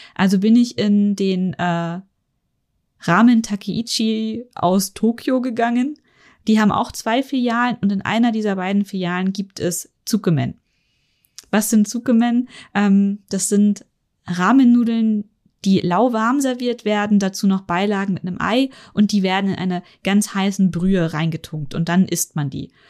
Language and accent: German; Germany; also born or lived in Munich; ich als Deutscher